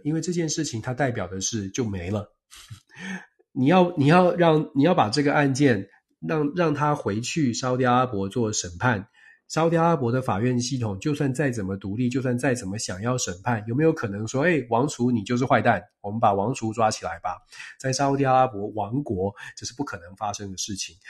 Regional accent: Taiwan; 我在台湾出生长大

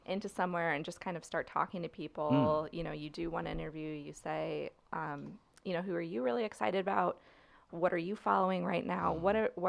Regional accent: St. Charles, Missouri, United States; I grew up in St. Charles

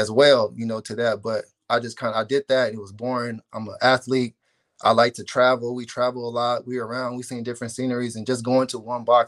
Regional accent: Corona, California, United States; I grew up on Taylor Avenue in Corona

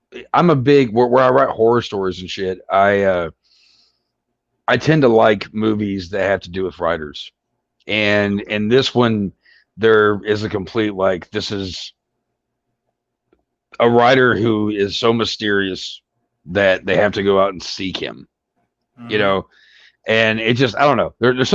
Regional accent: Kentucky, United States; born or raised there

